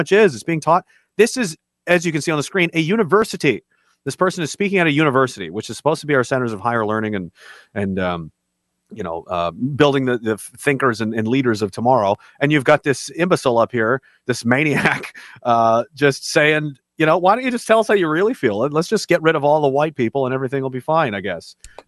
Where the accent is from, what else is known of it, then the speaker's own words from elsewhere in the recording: Canada; since I'm Canadian, they say someone has a great hockey IQ